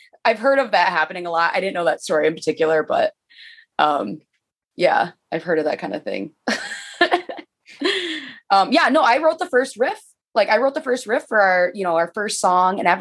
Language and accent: English; Michigan, United States; moved away as an adult; now in Chicago, United States; I'm from Michigan